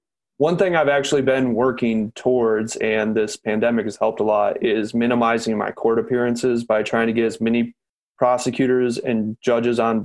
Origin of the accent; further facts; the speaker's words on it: Lansing, Michigan, United States; also born or lived in Flint, Michigan; born and raised in Lansing